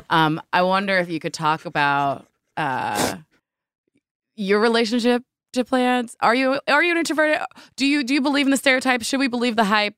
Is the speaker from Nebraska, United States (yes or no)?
no; New Jersey, United States; I grew up in Jersey